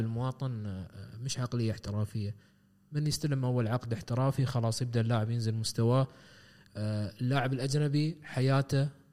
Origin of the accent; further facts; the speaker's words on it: United Arab Emirates; عندنا في الامارات